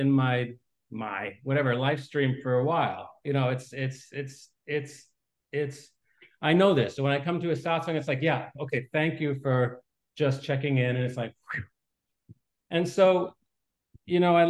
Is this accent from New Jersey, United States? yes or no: no; Westchester, New York, United States; I grew up in Westchester